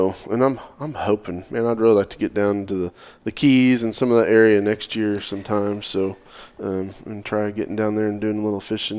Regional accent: Oklahoma, United States; moved away; growing up in Oklahoma

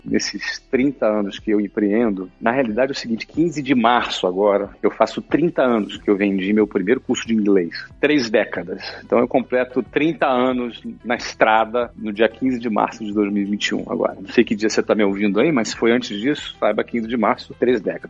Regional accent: Rio de Janeiro, Brazil; como bom brasileiro e carioca

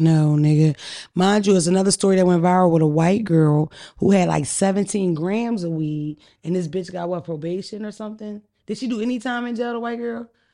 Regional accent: Philadelphia, Pennsylvania, United States; I'm from Philadelphia area

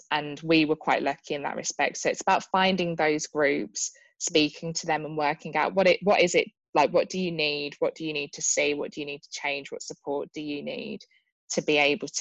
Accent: Birmingham, West Midlands, United Kingdom; in Birmingham, which is my hometown

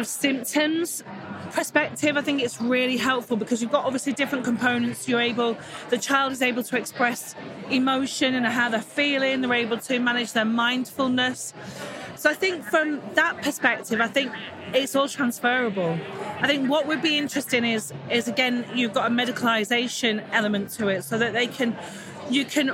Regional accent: Manchester, North West England, United Kingdom; I'm from Manchester in the UK. So yeah, the north of England.

